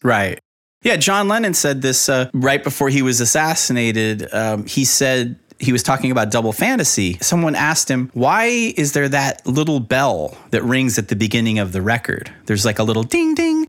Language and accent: English; Miami, Florida, United States; born or raised there